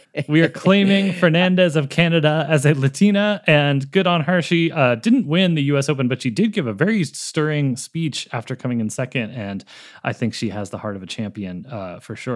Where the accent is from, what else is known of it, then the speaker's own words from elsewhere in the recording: Boston, Massachusetts, United States; now in California, United States; every girl I grew up with in Boston